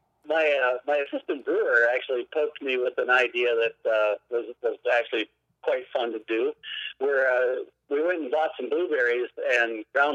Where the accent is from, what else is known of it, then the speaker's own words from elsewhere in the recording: South Dakota, United States; also born or lived in Twin Cities, Minnesota / Iowa; now in Superior, United States; I grew up in South Dakota.